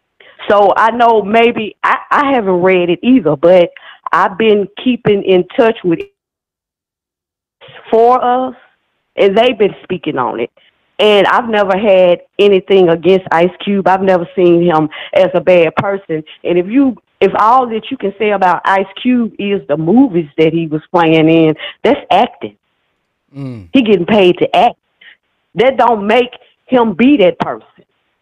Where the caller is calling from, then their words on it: Memphis, Tennessee, United States; I'm calling from Memphis, Tennessee.